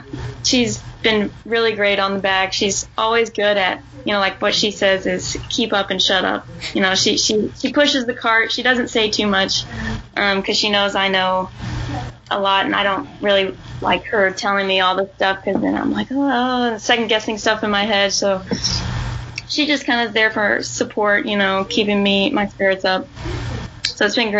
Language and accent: English; Kentucky, United States; growing up in Kentucky and playing all the junior tournaments